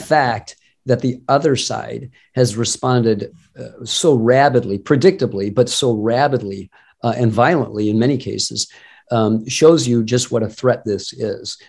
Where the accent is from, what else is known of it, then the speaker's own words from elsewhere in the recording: Detroit, Michigan, United States; I grew up in the Detroit area